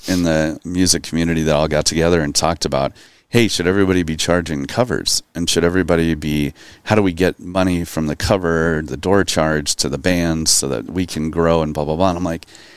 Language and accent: English; Phoenix, Arizona, United States; moved away as an adult; also born or lived in Boston / Denver / Los Angeles; now in Fort Worth, United States; I was born in Boston and then I kind of grew up in Phoenix